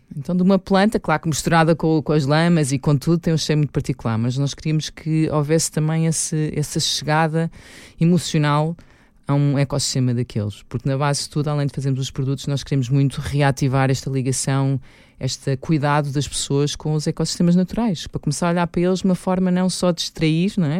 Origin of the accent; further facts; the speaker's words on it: Lisbon, Portugal; Eu sou de Lisboa.